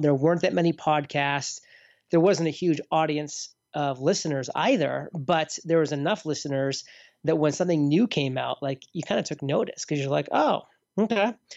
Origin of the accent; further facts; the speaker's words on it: near Portland, Maine, United States; moved away; also born or lived in Boston; Portland, Maine, so near my hometown growing up